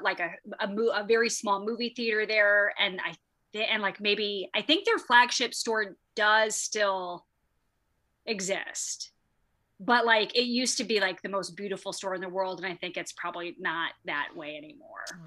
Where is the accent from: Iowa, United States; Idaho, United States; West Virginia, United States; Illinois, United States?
Iowa, United States; Waterloo; University of Northern Iowa was in my hometown